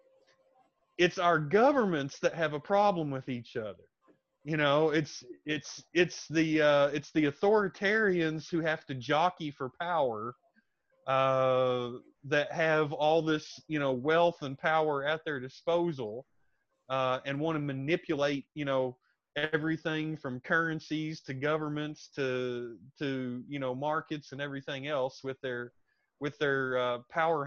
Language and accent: English; United States; now in Thailand; I'm an American, a former American soldier